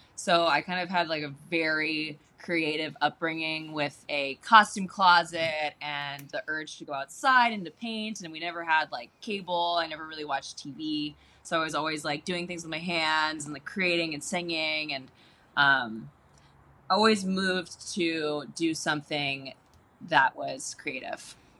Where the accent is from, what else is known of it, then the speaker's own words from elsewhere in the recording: Baltimore, Maryland, United States; I was born in Baltimore, Maryland, mm-hmm on a farm